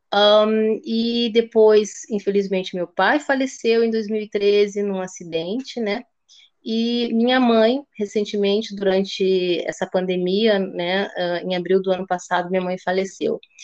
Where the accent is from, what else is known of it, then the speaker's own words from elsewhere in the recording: Rio de Janeiro, Brazil; also born or lived in Slovenia / Porto Alegre, Brazil; now in Lisbon, Portugal; Eu e minha irmã nascemos no Rio, eu tinha uma irmã também. É, que faleceu, e nós vivemos lá durante muito tempo